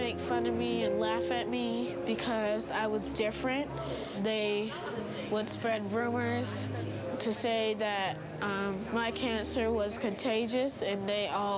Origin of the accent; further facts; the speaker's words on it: North Carolina, United States; I am from North Carolina.